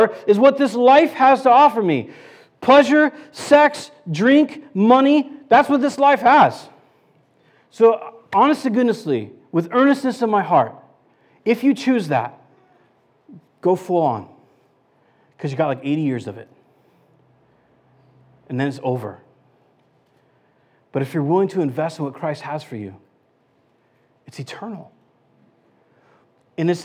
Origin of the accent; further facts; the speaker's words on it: San Luis Obispo, California, United States; I'm from San Luis Obispo, California.